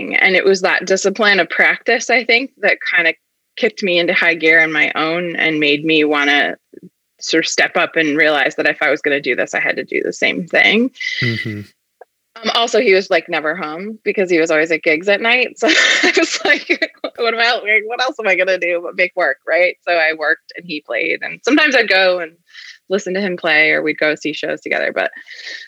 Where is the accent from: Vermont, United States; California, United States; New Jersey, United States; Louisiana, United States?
Vermont, United States; also born or lived in Massachusetts; I grew up in Vermont and it was not far from Dartmouth.